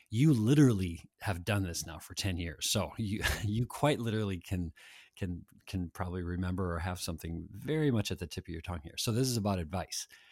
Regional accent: Annandale, Minnesota, United States; I grew up in Annandale

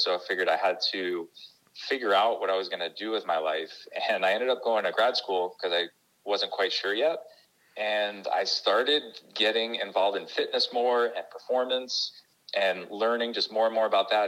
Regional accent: New York, United States; also born or lived in Connecticut; I grew up in on the East Coast in New York

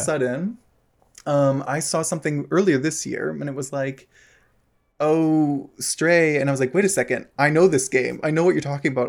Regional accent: United States; moved away; I don't live in America anymore. Um, obviously, was from there

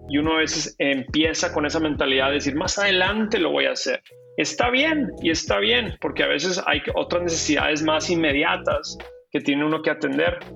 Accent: Ciudad Juárez, Chihuahua, Mexico; moved away as an adult; also born or lived in El Paso / Boston; now in United States; yo crecí en la frontera, eh, yo soy de Ciudad Juárez

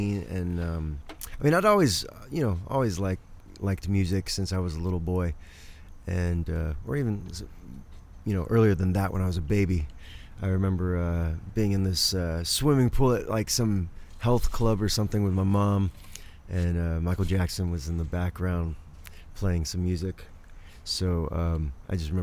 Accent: England, United Kingdom; moved away; at the time I grew up in England

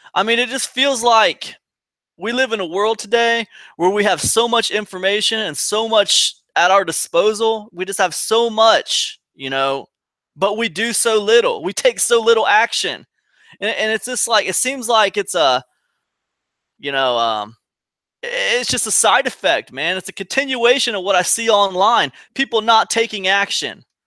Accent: Ohio, United States; moved away as an adult; also born or lived in Rhode Island; I'm from Ohio originally

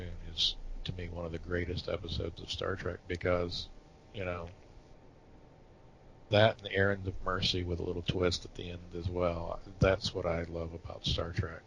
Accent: Atlanta, Georgia, United States; I grew up in Atlanta, in metro Atlanta.

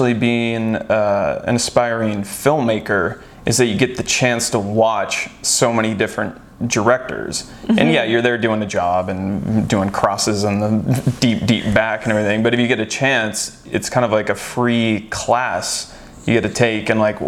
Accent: Northwest Washington State, United States; now in Los Angeles, United States; I'm from Northwest Washington State. So I lived in the rain and the gray darkness

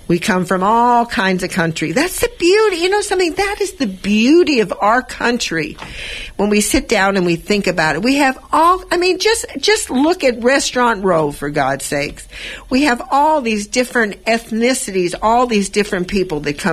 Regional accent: Los Angeles, California, United States; I was brought up in East Los Angeles

